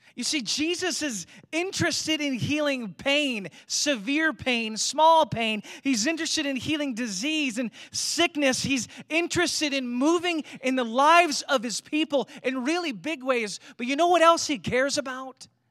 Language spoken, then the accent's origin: English; United States; being American Christians